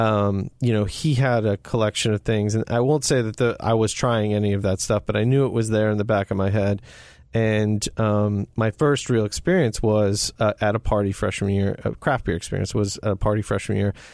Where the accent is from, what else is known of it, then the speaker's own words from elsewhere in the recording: Ellicott City, Maryland, United States; I grew up, born and raised in Ellicott City